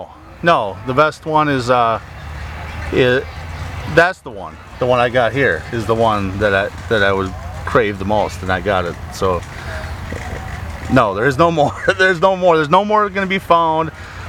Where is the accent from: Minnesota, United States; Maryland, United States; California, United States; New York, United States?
Minnesota, United States; I'm from Minnesota.